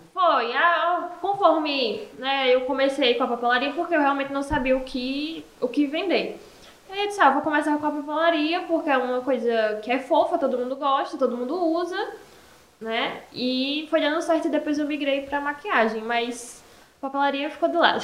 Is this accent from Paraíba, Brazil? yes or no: yes; Esperança, Paraíba, Brazil; eu sou aqui da Cidade de Esperança mesmo